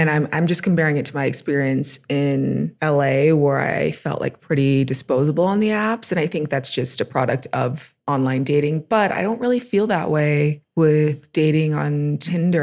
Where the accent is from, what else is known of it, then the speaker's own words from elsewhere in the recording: Los Angeles, California, United States; moved away as an adult; also born or lived in Pittsburgh, Pennsylvania; now in Mexico City, Mexico; I'm from Los Angeles